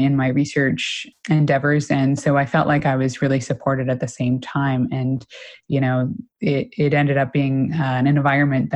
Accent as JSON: {"language": "English", "town": "Clementsvale", "region": "Nova Scotia", "country": "Canada", "tie": "born or raised there", "moved": "yes", "lives_now": "Toronto, Canada", "said": "I grew up in a very small town in rural Nova Scotia"}